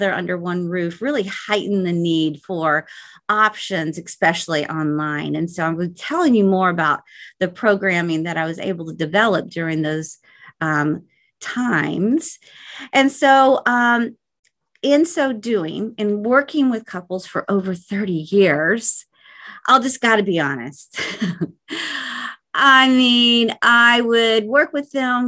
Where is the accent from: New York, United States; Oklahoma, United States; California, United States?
Oklahoma, United States; born and raised in the Midwest, Oklahoma